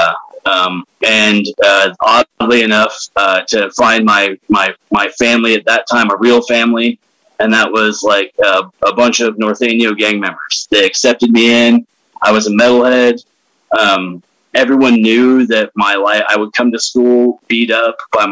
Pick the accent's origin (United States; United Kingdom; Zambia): United States; Willows, California; also born or lived in Salt Lake City, Utah; Willows is where I'm from, is where I grew up